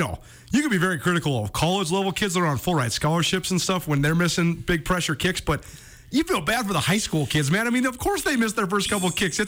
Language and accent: English; Missoula, Montana, United States; Growing up in Missoula, I heard my whole life, man, we're never going to be able to compete in high school football.